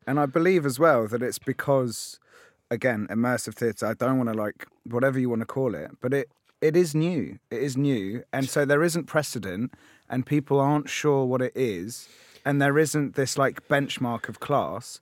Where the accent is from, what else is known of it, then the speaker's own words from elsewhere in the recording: London, United Kingdom; I I grew up in in Tottenham in North London